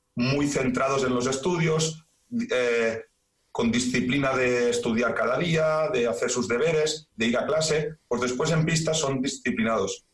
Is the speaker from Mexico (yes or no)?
no; Badalona, Catalonia, Spain; yo soy de Badalona